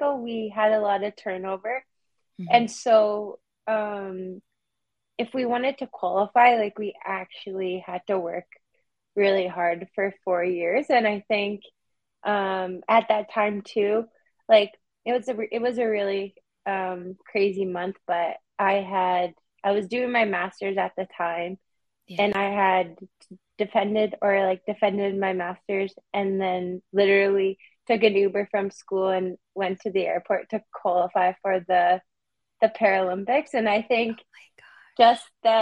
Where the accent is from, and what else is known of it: Prince Albert, Saskatchewan, Canada; born or raised there; now in Toronto, Canada